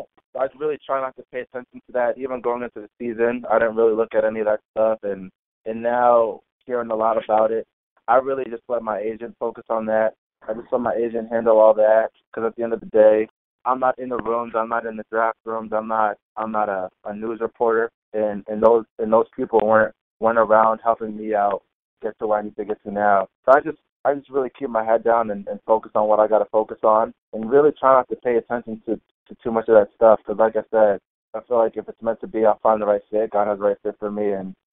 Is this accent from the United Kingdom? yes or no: yes; London, United Kingdom; born there; now in Massachusetts, United States; Like you said, I was born in London. I live in Massachusetts right now.